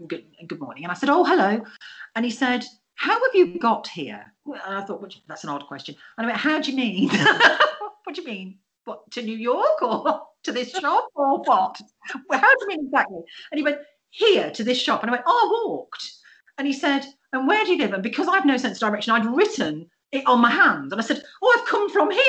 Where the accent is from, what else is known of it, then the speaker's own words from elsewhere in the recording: England, United Kingdom; I'm from England and we're little